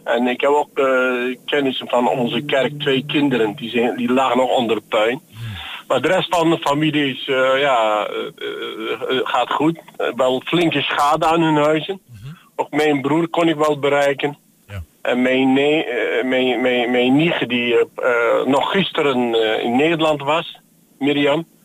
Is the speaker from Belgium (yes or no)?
no; Iskenderun, Hatay, Turkey; now in Netherlands; dat is mijn geboortestad